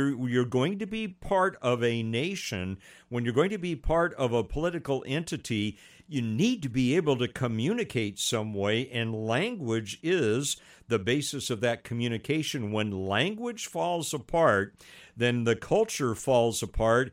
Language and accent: English; United States; My not too long ago ancestry is Scots-Irish, and I enjoy learning about my heritage, but I am an American